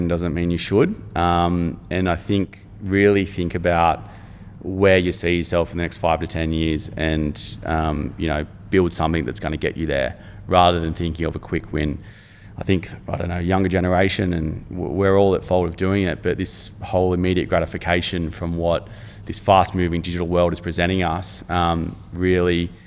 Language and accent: English; Cronulla, New South Wales, Australia; living growing up in Cronulla and being close to the beach